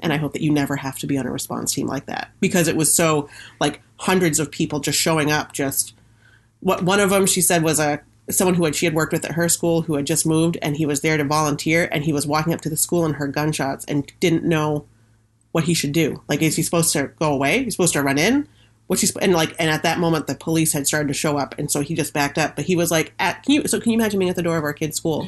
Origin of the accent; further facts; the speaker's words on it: Washington County, Maine, United States; I'm liberal, but I grew up in Washington County. Like, I'm a Washington County liberal